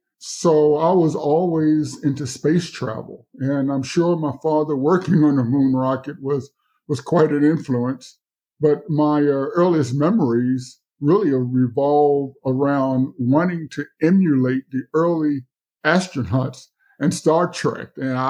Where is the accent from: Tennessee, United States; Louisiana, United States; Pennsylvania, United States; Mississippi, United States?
Mississippi, United States; And I guess also growing up on the Mississippi Gulf Coast, the fight for civil rights was really my everyday experience.